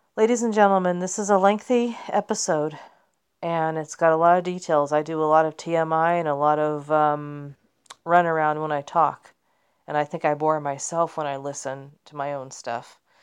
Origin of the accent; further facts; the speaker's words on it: Southern California, United States; also born or lived in Kansas City / upstate New York; I was born in Kansas City, and I grew up here in, in Southern California